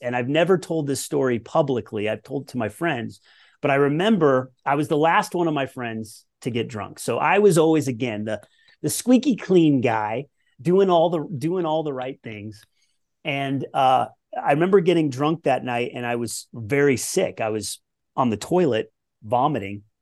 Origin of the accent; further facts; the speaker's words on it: Colorado, United States; I grew up in Colorado